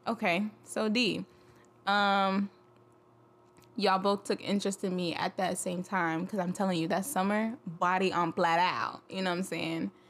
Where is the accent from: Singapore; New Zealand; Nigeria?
Nigeria; I'm Nigerian. We're not really raised to be interested in Greek life